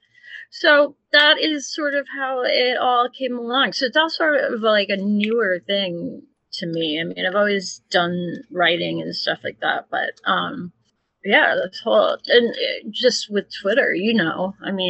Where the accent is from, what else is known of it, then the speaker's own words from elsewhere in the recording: Edgartown, Massachusetts, United States; also born or lived in New Orleans; I grew up on Martha's Vineyard